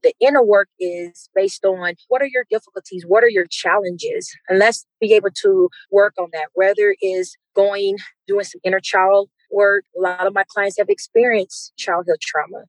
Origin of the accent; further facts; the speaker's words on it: Mississippi, United States; now in Denver, United States; I am from Mississippi